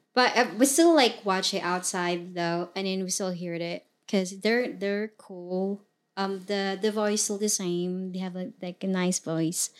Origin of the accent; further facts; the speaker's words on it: Mindanao, Philippines; English is a second language; moved away as an adult; now in United States; I was originally from the Philippines, born and raised in the Philippines